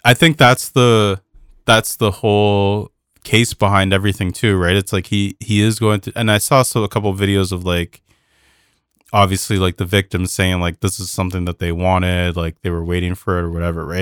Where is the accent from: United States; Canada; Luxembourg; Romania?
Canada; as a Canadian